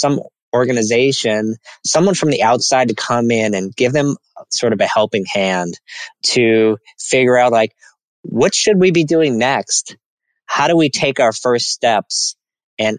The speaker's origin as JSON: {"language": "English", "town": "New Orleans", "region": "Louisiana", "country": "United States", "tie": "born or raised there", "also_born_or_lived": "Nashville, Tennessee", "moved": "as an adult", "said": "I grew up in New Orleans, Louisiana. So I'm from the South."}